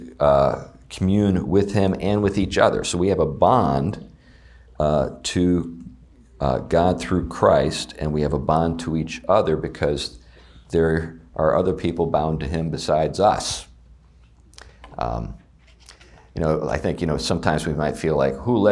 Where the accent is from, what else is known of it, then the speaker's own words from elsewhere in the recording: Meadville, Pennsylvania, United States; my hometown of Meadville, Pennsylvania